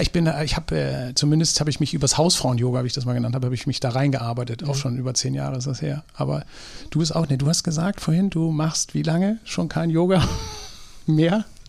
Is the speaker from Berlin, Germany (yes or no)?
no; Drochtersen, Lower Saxony, Germany; ich komme aus Drochtersen auf der anderen Elbseite ja. oder Landkreis Stade